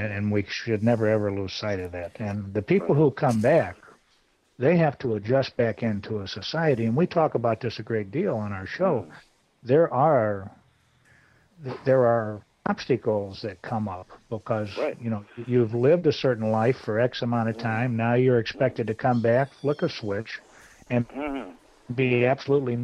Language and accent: English; the South, United States; I'm from the South